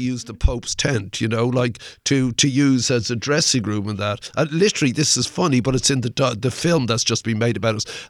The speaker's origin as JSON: {"language": "English", "country": "Ireland", "said": "I'm Irish"}